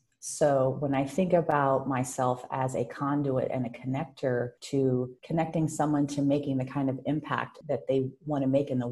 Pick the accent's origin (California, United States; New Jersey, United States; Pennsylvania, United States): California, United States; Oakland; as an adolescent growing up in Oakland